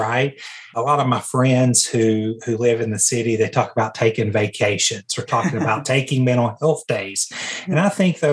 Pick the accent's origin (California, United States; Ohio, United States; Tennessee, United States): Tennessee, United States; as a country kid, growing up in Tennessee, I just was always rural